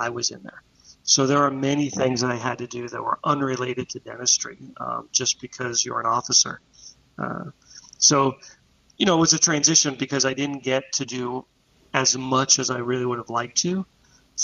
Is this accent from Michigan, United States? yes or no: no; Pittsburgh, Pennsylvania, United States; now in Orlando, United States; I'm originally from Pittsburgh, Pennsylvania.